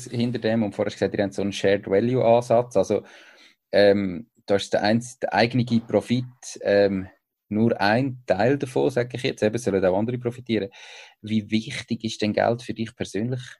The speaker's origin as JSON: {"language": "German", "country": "Switzerland", "said": "Da ist äh, so als, als Schweizer"}